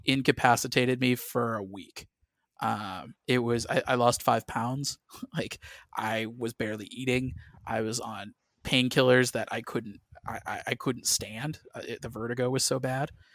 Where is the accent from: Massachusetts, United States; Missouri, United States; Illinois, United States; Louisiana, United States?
Missouri, United States; St. Louis; I grew up in Saint Louis, Missouri